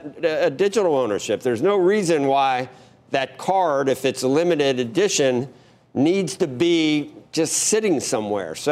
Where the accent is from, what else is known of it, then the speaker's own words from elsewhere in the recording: Cincinnati, Ohio, United States; I'm from Cincinnati